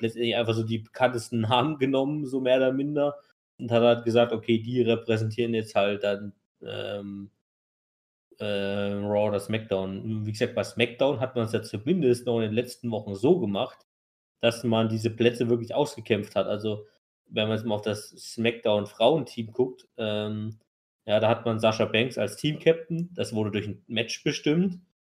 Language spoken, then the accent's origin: German; Germany; wie es für uns halt ist als Deutsche